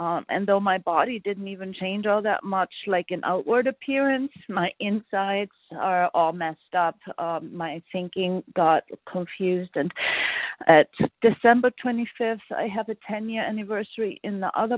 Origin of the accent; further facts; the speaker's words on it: Austria; now in Vermont, United States; I'm from Austria